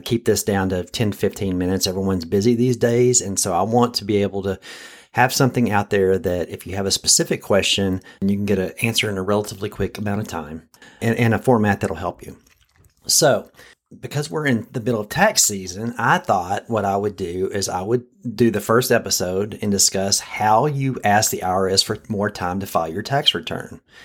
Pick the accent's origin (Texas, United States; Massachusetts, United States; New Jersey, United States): Texas, United States; As a Texan